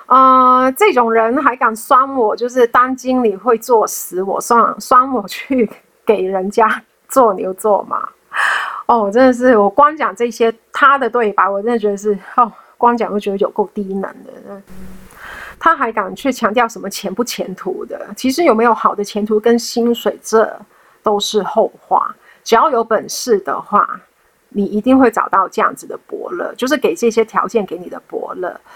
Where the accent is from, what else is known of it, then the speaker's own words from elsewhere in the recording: Hong Kong; moved away as an adult; now in Taiwan; 我是香港人又怎样？